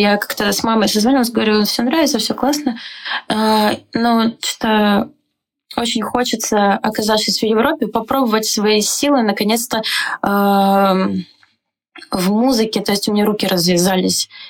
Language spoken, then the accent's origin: Russian; Donetsk, Donetsk Oblast, Ukraine; moved away as an adult; now in Prague, Czechia; Я из Донецка